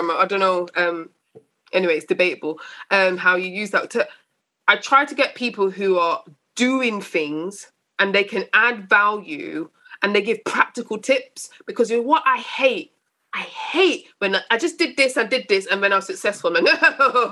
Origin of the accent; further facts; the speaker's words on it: Coventry, West Midlands, United Kingdom; moved away; I wasn't born in London. So growing up in Coventry, where I had my teenagers in Coventry